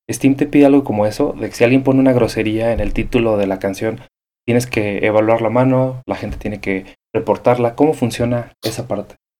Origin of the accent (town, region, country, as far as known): Mexico